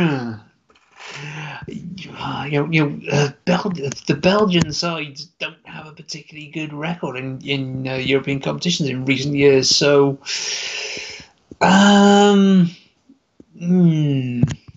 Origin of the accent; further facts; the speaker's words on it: United Kingdom; I'm British, I'm always going with that sense of humor.